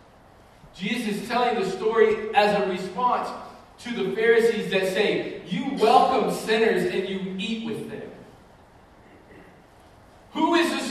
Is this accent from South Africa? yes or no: no; United States; American Christians